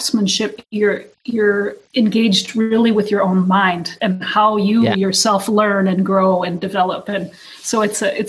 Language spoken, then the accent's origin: English; North Dakota, United States; I grew up in North Dakota